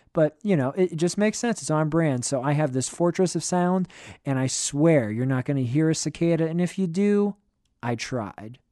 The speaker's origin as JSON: {"language": "English", "region": "Western Pennsylvania", "country": "United States", "tie": "born or raised there", "said": "I grew up in Western Pennsylvania."}